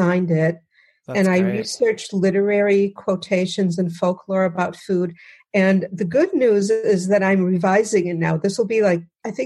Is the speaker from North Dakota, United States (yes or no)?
no; outside of Detroit, Michigan, United States; I grew up outside of Detroit